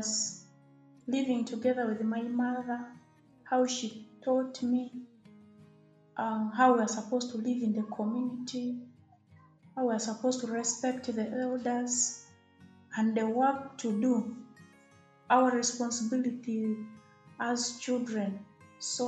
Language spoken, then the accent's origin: English; Arua District, Northern Region, Uganda; I come from Arua District